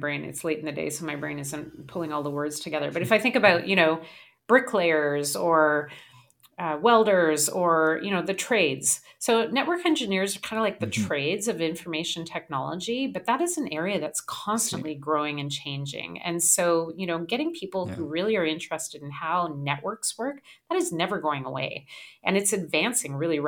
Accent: Calgary, Alberta, Canada; I grew up in Calgary

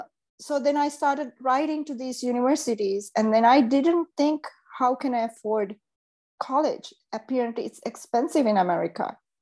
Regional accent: Seychelles; now in Los Angeles, United States; Because growing up in Seychelles was fantastic.

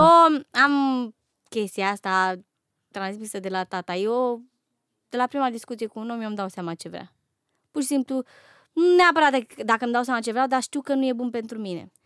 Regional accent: Romania; eu sunt uh, româncă

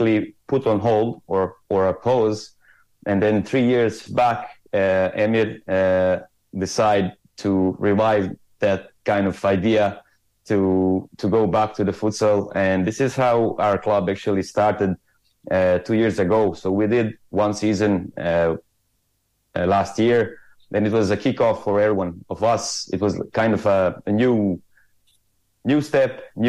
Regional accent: Croatia; English is a second language; moved away as an adult; now in Dublin, Ireland; I'm from Croatia, and I moved here in Dublin 8 years ago

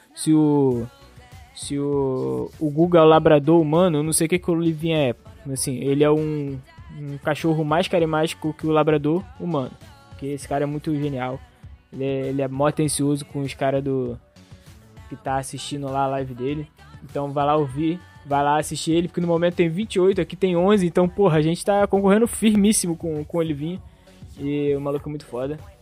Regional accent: Rio de Janeiro, Brazil; a gente é do Rio

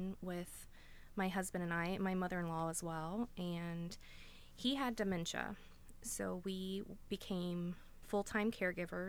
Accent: Meigs County, Ohio, United States; I can't imagine growing up anywhere else

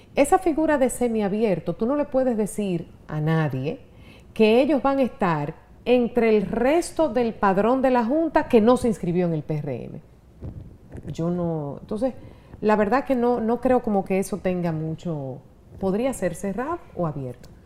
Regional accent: Gurabo, Santiago, Dominican Republic; moved away; mi infancia en Gurabo, que lo disfruté tanto

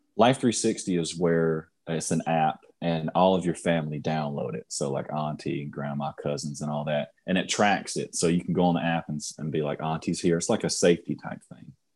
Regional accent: Union, United States; I grew up in Union, not too much money there

